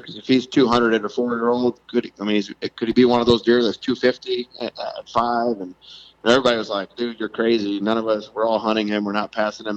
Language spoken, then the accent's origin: English; South Louisiana, United States; moved away as an adult; now in Iowa City, United States; I grew up in South Louisiana